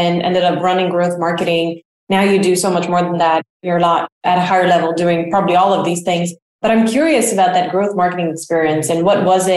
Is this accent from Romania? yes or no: yes; Romania; now in United States; I am from Romania and I still very much feel Romanian in almost every way, except maybe a bit culturally since I've spent so long here in the US.